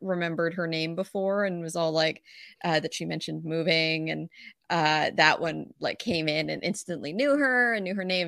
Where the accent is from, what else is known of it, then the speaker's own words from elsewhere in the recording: Pacific Northwest, United States; I'm from the Pacific Northwest